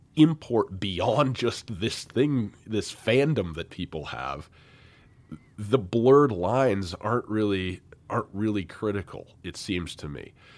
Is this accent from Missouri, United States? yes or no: no; Missoula, Montana, United States; my hometown